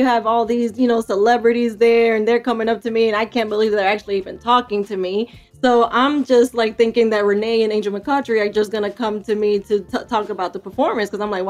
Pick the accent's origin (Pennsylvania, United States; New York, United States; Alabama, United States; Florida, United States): New York, United States; I was mostly into baseball because I grew up in New York and my family's Dominican.